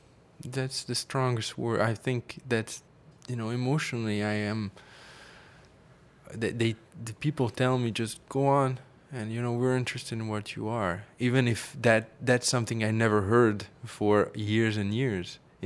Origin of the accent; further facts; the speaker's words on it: Paris, Île-de-France, France; English is a second language; I grew up in Paris. I have to say that gave me a little bit of another perspective, I guess.